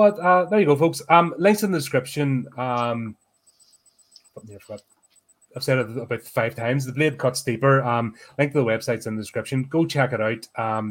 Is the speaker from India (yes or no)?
no; United Kingdom